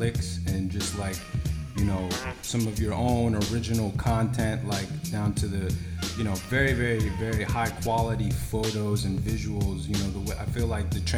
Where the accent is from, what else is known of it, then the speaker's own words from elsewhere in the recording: New York City, New York, United States; I grew up in the Upper West Side